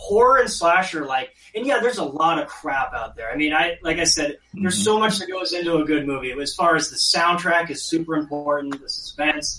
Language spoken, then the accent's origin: English; the Northwest, Pacific Northwest, United States; growing up in the Northwest